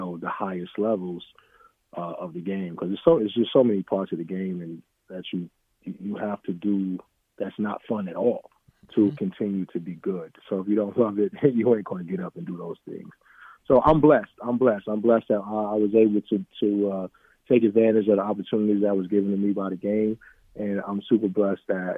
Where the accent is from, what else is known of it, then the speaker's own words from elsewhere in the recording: New York City, New York, United States; moved away as an adult; also born or lived in Long Beach, California; I grew up in Harlem in the South Bronx